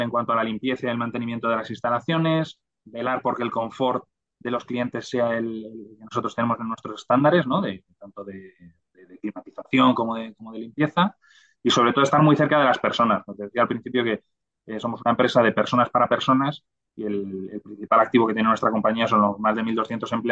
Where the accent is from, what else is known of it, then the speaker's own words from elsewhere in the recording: Madrid, Community of Madrid, Spain; also born or lived in Granada; porque yo soy de Madrid